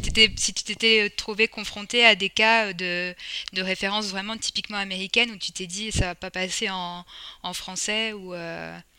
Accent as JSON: {"language": "French", "country": "France", "accent": "French", "said": "mon accent français euh, se sent"}